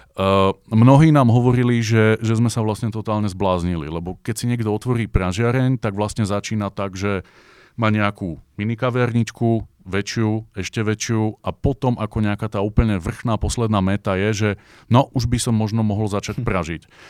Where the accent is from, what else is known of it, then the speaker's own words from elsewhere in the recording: Bratislava, Bratislava Region, Slovakia; moved away as an adult; now in Brno, Czech Republic; ja s mojim bratom sme z Bratislavy